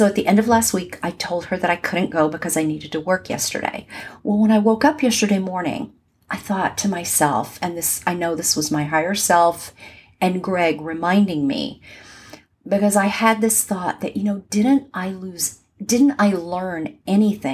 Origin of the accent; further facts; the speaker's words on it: Southern California, United States; moved away as an adult; now in Atlanta, United States; where I grew up in Southern California